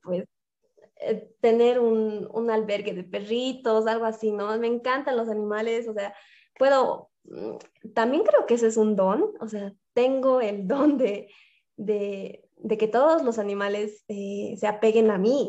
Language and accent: Spanish; La Paz, Bolivia; soy de La Paz, Bolivia